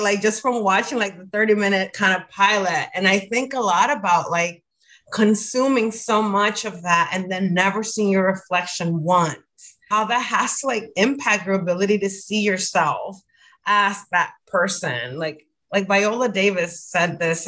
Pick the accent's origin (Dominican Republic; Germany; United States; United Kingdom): Dominican Republic; moved away as an adult; I grew up in the Dominican Republic, so I went to a Dominican, you know, elementary school, high school, and college